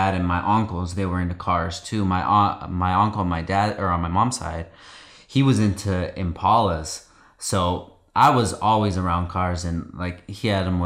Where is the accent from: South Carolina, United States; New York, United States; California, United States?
California, United States; Oxnard; moved away as an adult; also born or lived in Gardnerville, Nevada; I grew up here in Oxnard, California for most of my life